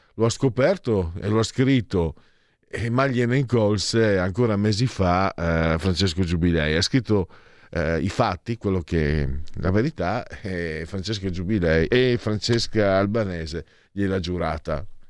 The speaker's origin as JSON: {"language": "Italian", "region": "Triveneto", "country": "Italy", "said": "vengo dal Triveneto"}